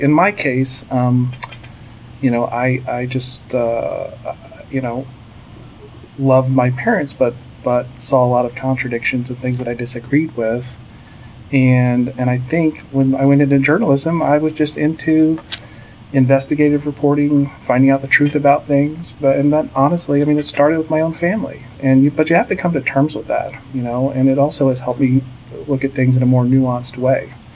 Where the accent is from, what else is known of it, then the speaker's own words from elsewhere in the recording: Virginia Beach, Virginia, United States; moved away as an adult; also born or lived in Pensacola, Florida; now in Dallas, United States; I was born in Pensacola, Florida, but moved uh, as a small child to uh, Virginia Beach, Virginia.